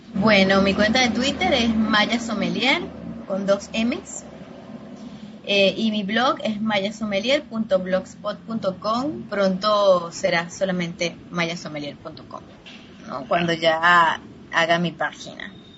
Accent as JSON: {"language": "Spanish", "region": "Mérida", "country": "Venezuela", "tie": "born or raised there", "also_born_or_lived": "Caracas, Venezuela", "moved": "as an adult", "said": "trabajando en restaurantes en Mérida, que es el, el la ciudad donde yo, donde yo nací"}